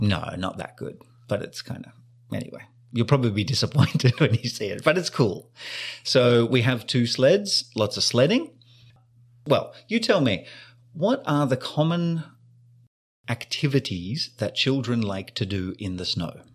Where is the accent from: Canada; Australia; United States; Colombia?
Australia; moved away; I grew up in Australia, the land of sun and sand